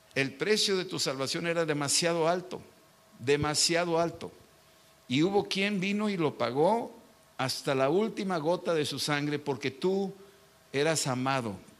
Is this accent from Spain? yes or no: no; Mexico; Yo soy mexicano